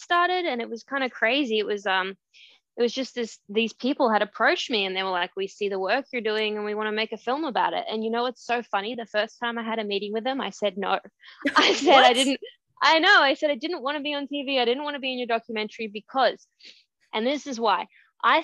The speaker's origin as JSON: {"language": "English", "country": "Australia", "tie": "born or raised there", "said": "for a local newspaper in my town where I grew up in Australia"}